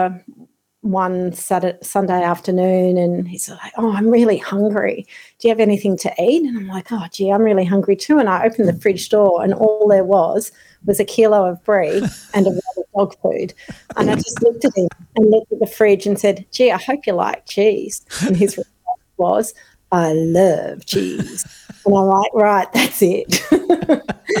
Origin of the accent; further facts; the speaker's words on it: Melbourne, Victoria, Australia; moved away as an adult; also born or lived in Sydney; now in Tasmania, Australia; I grew up in Melbourne, and then when I was 18, I went